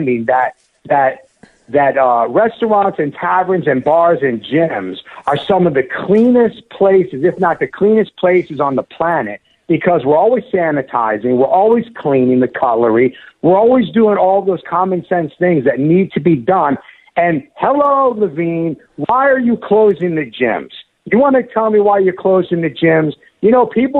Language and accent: English; United States; my mother comes from Palermo, Sicily, okay? We are of Italian descent. My mother, you know, I was born here in the States